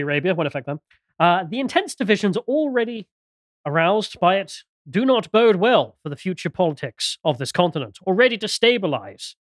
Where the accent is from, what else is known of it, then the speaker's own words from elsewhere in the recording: United Kingdom; all of us Brits in the camp